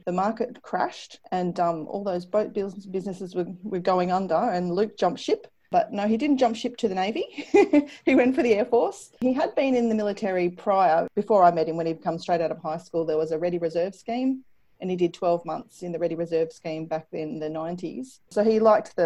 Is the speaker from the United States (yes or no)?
no; Ballarat, Victoria, Australia; also born or lived in Wagga Wagga; now in Sale, Australia; I grew up in Ballarat in Victoria